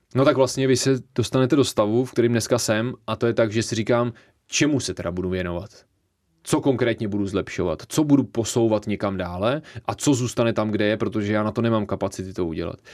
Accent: Bohemia, Czechia; tady vůbec u nás v Čechách

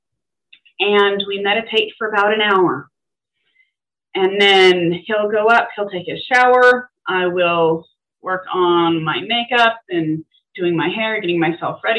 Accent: Henderson, Nevada, United States; We went through growing up in Las Vegas here, Black Mountain and the normal thing, Basic, because originally the town was called Basic. I went to Basic High School.

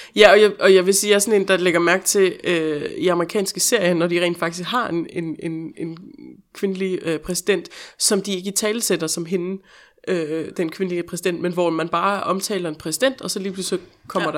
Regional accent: Denmark; moved away; den del af provinsen, hvor jeg kommer fra

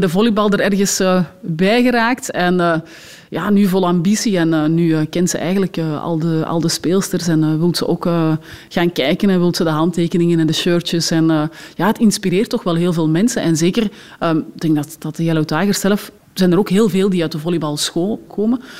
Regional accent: Belgium

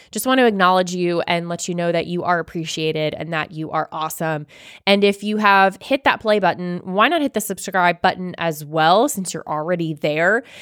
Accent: Florida, United States; now in Georgia, United States; growing up in Florida

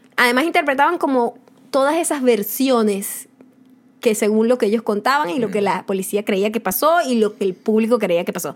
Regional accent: Venezuela; now in United States; yo soy venezolana

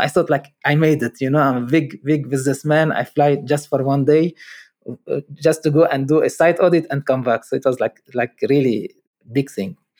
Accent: Lebanon; moved away; I'm from Lebanon

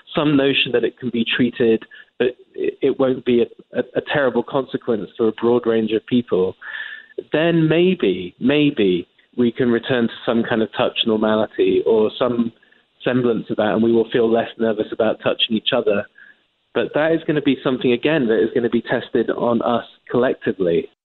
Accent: England, United Kingdom; moved away as an adult; now in United States; as an Englishman, as you can tell by my accent

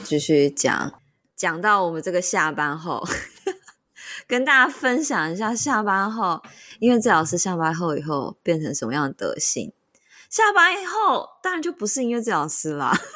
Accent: central Taiwan, Taiwan; moved away; 我们中部人就是要喝那种看起来很 fancy 的饮料店。

